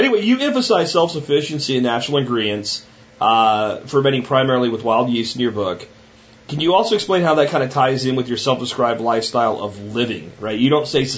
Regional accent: Pennsylvania, United States; now in Texas, United States; I live in Texas now, but I grew up in Pennsylvania

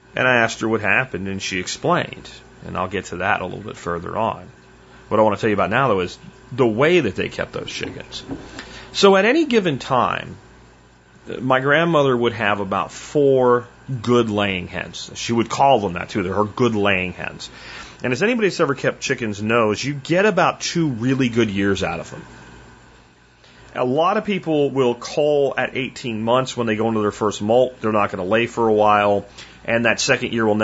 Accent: Pennsylvania, United States; also born or lived in Florida; when I was a kid and we moved from Florida back to Pennsylvania

